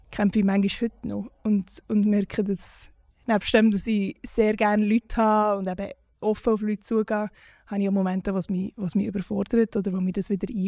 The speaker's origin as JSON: {"language": "German", "country": "Switzerland", "said": "weil wir auch gewisse Privilegien haben, als Schweizer Musikschaffende"}